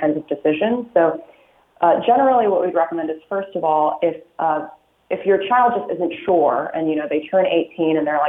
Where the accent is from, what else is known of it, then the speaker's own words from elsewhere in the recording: Illinois, United States; now in California, United States; I'm originally from Illinois